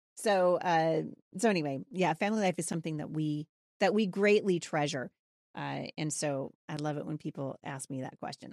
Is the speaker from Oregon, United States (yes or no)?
yes; Portland, Oregon, United States; also born or lived in Boring, Oregon / Gresham, Oregon; I was born in Portland, Oregon